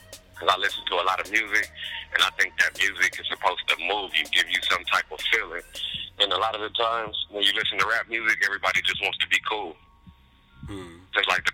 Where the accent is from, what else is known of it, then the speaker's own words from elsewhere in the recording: San Diego, California, United States; born and raised in Southeast San Diego